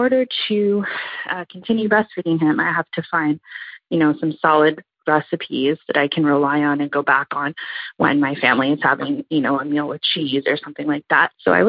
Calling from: Ottawa, Ontario, Canada; I'm calling from Ottawa, Ontario, Canada.

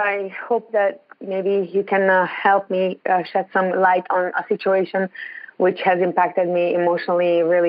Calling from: Ontario, Canada

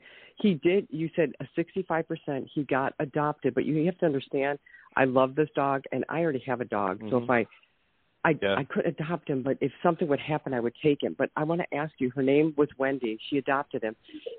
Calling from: Ohio, United States

